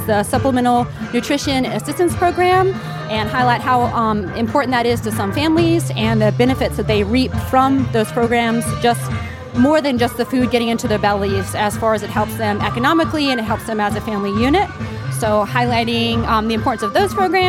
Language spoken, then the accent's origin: English; Staunton, Virginia, United States; also born or lived in Florida; I am from Stanton, Virginia